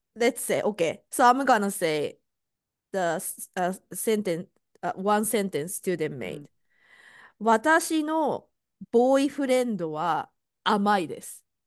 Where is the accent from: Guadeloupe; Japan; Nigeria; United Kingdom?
Japan; first language Japanese; English is a second language; now in United States; I'm Japanese and I'm living in US.